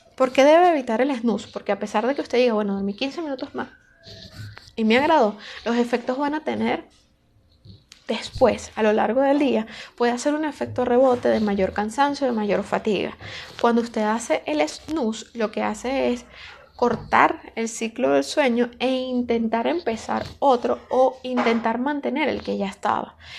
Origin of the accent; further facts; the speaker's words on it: Caracas, Capital District, Venezuela; soy de Caracas, Venezuela